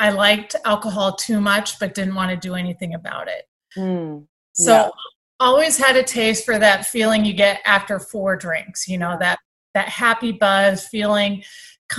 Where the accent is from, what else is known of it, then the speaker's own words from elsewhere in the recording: San Diego, California, United States; moved away; I grew up in Southern California in San Diego